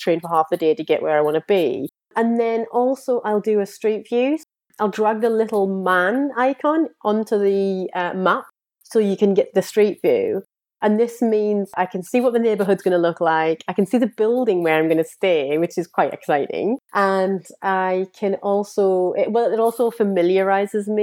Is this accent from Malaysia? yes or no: no; United Kingdom; I am British.